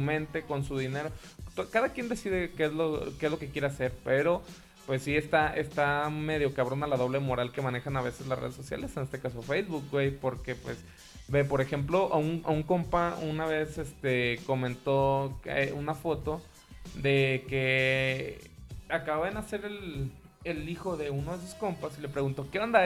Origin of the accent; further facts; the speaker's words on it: Mexico; lo que nosotros como mexicanos conocemos como ojete, gacho, culero